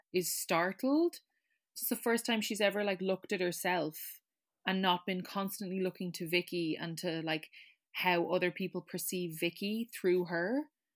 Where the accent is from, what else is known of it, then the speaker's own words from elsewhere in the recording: Ireland; as an Irish person